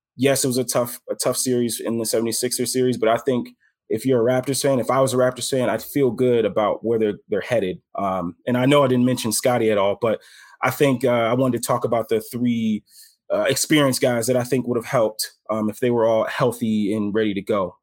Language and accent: English; Chicago, Illinois, United States; I'm from Chicago